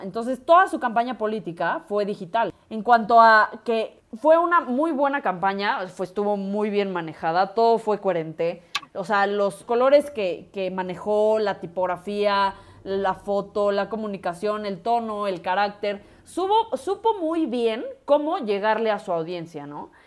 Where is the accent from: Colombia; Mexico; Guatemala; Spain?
Mexico; ya que estamos en México y somos mexicanas, orgullosamente mexicanas.